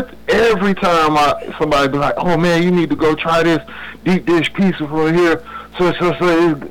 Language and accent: English; Illinois, United States; now in Atlanta, United States; I'm from Illinois